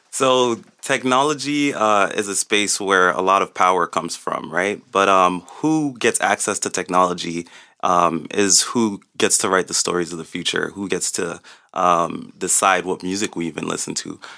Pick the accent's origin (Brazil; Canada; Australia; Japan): Canada; Toronto, Ontario; also born or lived in Jane and Finch, Toronto; I was raised mostly in Rexdale. Born in Jane and Finch, moved to Rexdale when I was eight